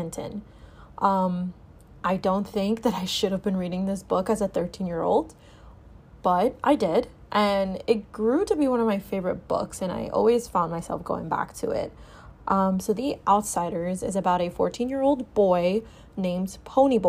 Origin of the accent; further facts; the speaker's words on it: Dominican Republic; We grew up together in the Dominican Republic